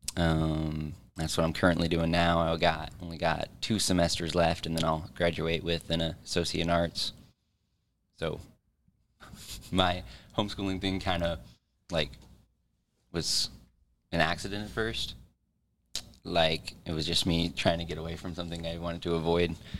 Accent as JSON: {"language": "English", "town": "Kearney", "region": "Missouri", "country": "United States", "tie": "born or raised there", "said": "Born and raised in Kearney, Missouri"}